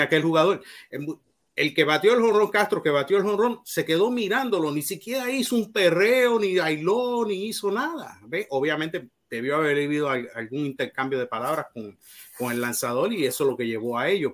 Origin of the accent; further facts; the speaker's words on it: Mayagüez, Puerto Rico; yo soy de Mayagüez